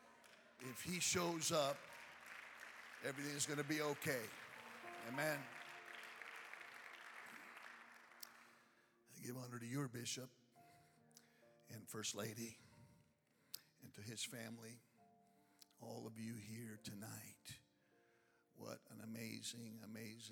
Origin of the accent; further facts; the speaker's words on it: Chicago, Illinois, United States; I am from Chicago